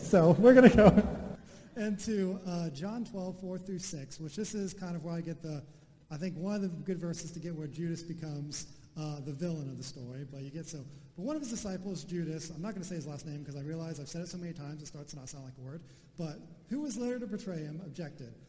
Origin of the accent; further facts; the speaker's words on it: United States; as an American